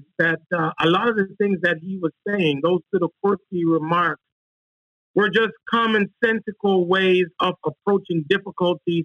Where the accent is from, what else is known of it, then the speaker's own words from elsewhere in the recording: Kingston, Jamaica; moved away as an adult; also born or lived in Washington, D.C. / Charlotte; I'm originally from Kingston, Jamaica, and I was offered a track and field scholarship to Howard University back in 1989